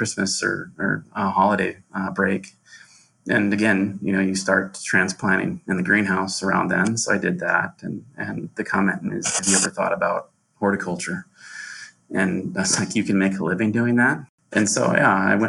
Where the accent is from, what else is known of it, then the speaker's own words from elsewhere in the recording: Johnston, Iowa, United States; I grew up in Johnston, Iowa, and went to Henry A. Wallace Elementary School